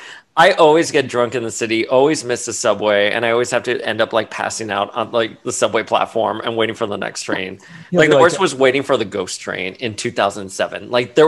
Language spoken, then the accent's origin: English; Florida, United States; I'm from Florida